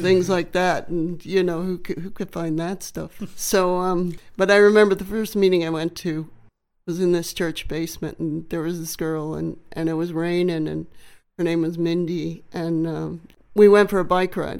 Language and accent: English; Macomb, Illinois, United States; A little town called Macomb, Illinois. It's about four hours southwest of Chicago.